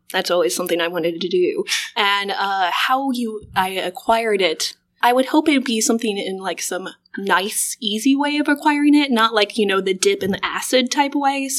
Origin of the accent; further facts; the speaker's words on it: Omaha, Nebraska, United States; I am from Omaha, Nebraska